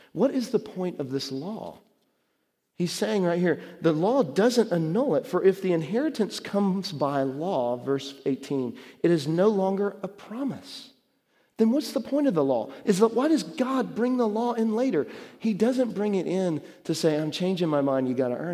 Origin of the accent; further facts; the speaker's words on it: Dallas, Texas, United States; when I was growing up in Dallas, really young